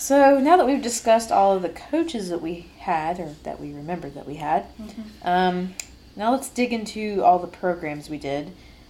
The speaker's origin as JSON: {"language": "English", "region": "Indiana", "country": "United States", "tie": "born or raised there", "said": "Because we didn't have them in my home state."}